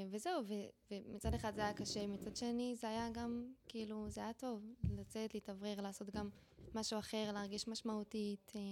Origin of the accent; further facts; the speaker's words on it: Kiryat Tivon, Northern District, Israel; אני מטבעון. מטבעון? מקריית טבעון. אה, זה ליד חיפה.